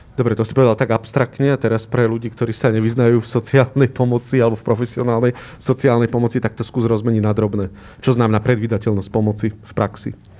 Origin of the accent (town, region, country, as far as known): Bratislava, Bratislava Region, Slovakia